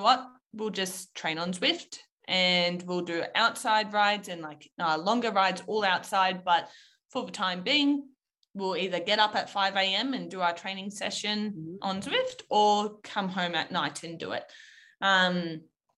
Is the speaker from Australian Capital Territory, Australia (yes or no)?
yes; Canberra, Australian Capital Territory, Australia; So I'm from Canberra. I was born and raised.